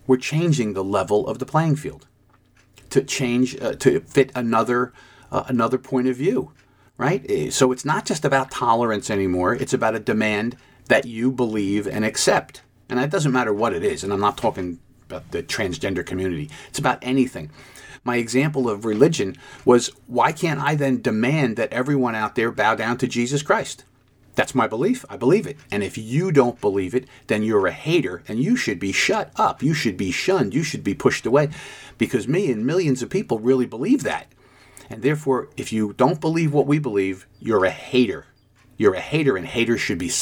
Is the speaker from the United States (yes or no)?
yes; United States; As an American citizen, when I was growing up, we all had the same ideas about America